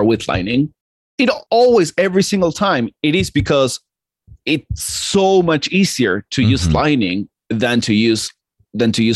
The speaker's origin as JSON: {"language": "English", "country": "Argentina", "tie": "born or raised there", "said": "I'm Argentinian and I grew up in Argentina"}